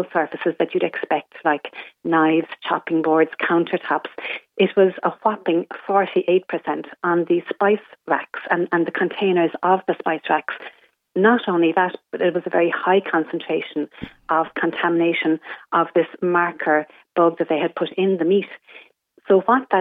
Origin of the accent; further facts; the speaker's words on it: Ireland; we're Irish